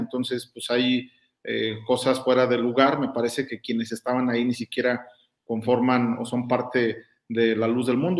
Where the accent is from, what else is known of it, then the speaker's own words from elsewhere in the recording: Guanajuato, Mexico; Yo soy guanajuatense